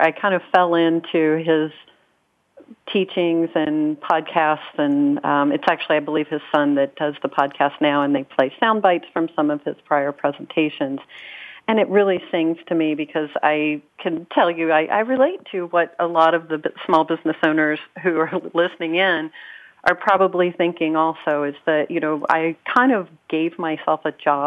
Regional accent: Kentucky, United States; I grew up in Kentucky

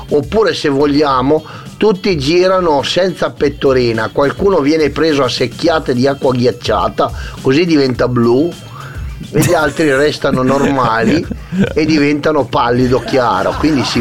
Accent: Masio, Piedmont, Italy; Sì, sì, sono di Masio

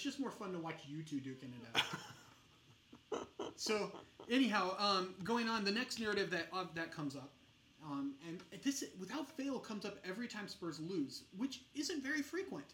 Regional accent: United States; we're American

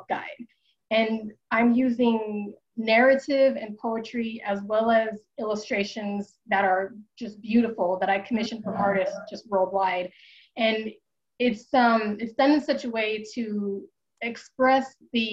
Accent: Denver, Colorado, United States; also born or lived in Wichita, Kansas; when I was born in Wichita, Kansas, and then my mother needed to leave a marriage that wasn't working. And so we moved here to Denver, Colorado, where I am now. And we moved in with her parents

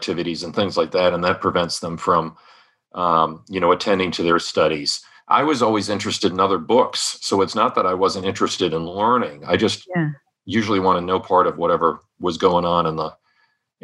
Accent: Rhode Island, United States; I grew up in Rhode Island

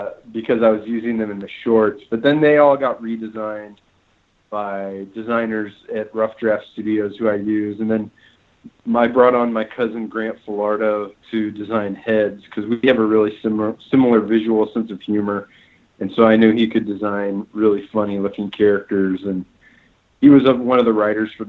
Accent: Phoenix, Arizona, United States; now in Los Angeles, United States; I'm from Phoenix, and I've only lived in Phoenix and Los Angeles, so I'm very Southwestern.

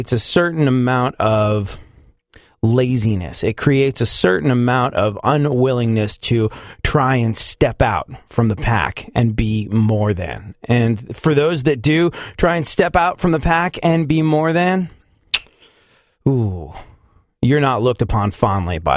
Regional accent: England, United Kingdom; now in United States; I definitely grew up in England

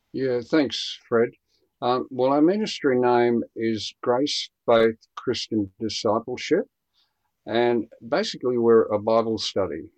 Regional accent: Queensland, Australia; also born or lived in Brisbane, Australia; me being a Queenslander and an East Coaster

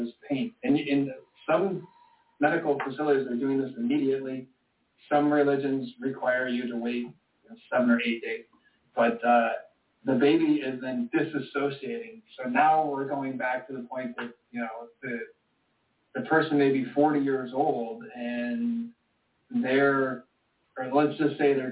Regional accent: Michigan, United States; I was born in Michigan

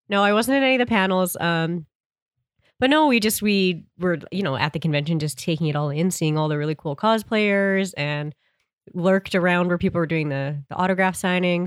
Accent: Winnipeg, Manitoba, Canada; accent: heavy Canadian; we're from Canada. And then they're like, oh, where? Like, Winnipeg, Manitoba?

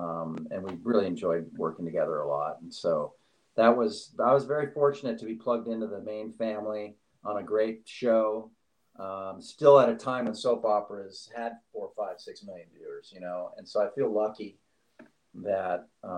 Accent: Staten Island, New York, United States; born there; I mean, I was born in Staten Island, but of course I don't know anything about it. So it reacquainted me with New York City, and it's a place I love and can continue to go back to always.

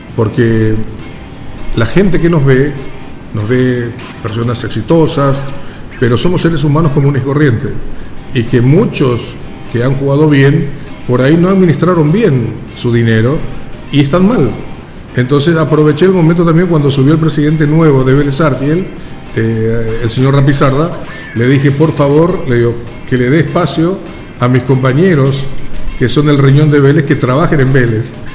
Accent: Paraguay; also born or lived in Buenos Aires; no en mi país

